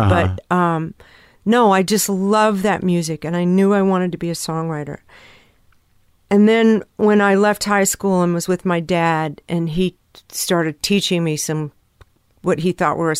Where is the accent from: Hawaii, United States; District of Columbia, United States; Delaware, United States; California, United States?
California, United States; I grew up in Southern California in the 60s and 70s